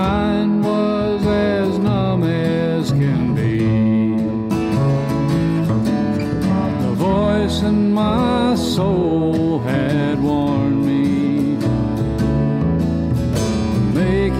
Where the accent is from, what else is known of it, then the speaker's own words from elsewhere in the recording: the Shoals, Lauderdale County, Alabama, United States; moved away as an adult; also born or lived in Florida / Virginia; Born and raised in the Shoals, Lauderdale County